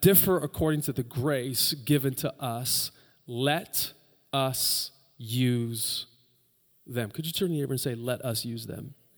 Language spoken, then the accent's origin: English; United States; we're Americans